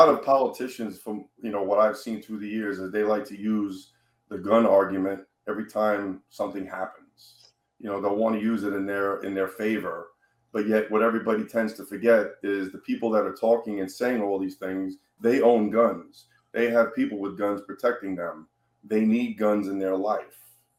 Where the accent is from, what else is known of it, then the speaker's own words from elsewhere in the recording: New York, United States; now in Florida, United States; I came from New York, okay? New York is probably one of the hardest states as a citizen to get a gun legally.